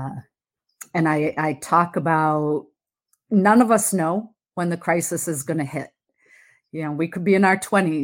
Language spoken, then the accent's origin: English; Massachusetts, United States; I am from Massachusetts, born and raised here